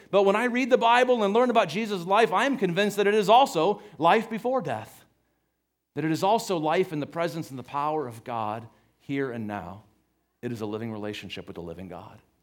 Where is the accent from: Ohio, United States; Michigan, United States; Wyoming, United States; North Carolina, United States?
Ohio, United States; Cleveland; where I grew up in Cleveland, Ohio